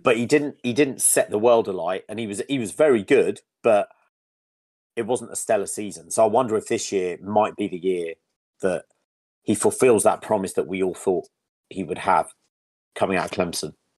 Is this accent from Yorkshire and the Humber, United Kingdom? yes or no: yes; Yorkshire and the Humber, United Kingdom; moved away; I'm currently in Leeds, um, in Yorkshire. the county of my birth